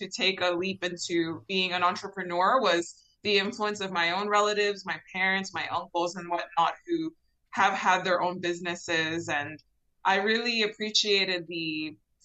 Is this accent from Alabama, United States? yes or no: no; Miami, Florida, United States; born and raised in Miami, Florida, the 305